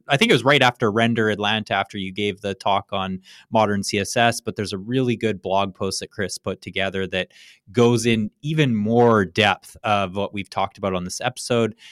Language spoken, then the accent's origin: English; Canada; now in United States; as a Canadian